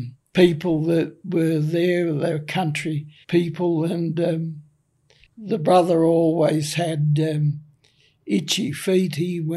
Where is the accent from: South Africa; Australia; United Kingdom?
Australia; Oak Flats, New South Wales; Oh, it was good. You could go all over the place and everybody knew you, and you were friendly with everyone.